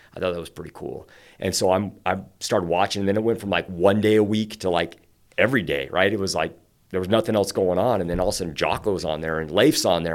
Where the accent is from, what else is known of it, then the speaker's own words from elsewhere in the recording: Santee, California, United States; moved away as an adult; now in Pocatello, United States; I grew up in East County, uh, Santee, Lakeside area.